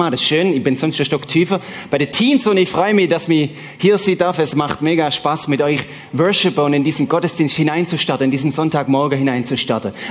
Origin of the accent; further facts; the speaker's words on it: Switzerland; Ihr oder mir als Schweizer haben natürlich den Vorteil, dass wir kein Euro haben.